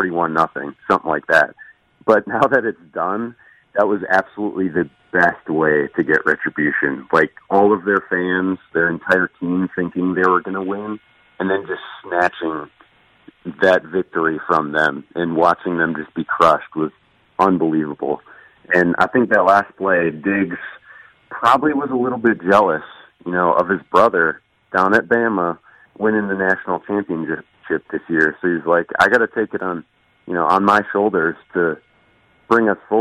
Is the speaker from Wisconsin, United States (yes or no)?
yes; Wisconsin, United States; also born or lived in Minnesota; now in Alabama, United States; spent most of my life in enemy territory in Packer land in Wisconsin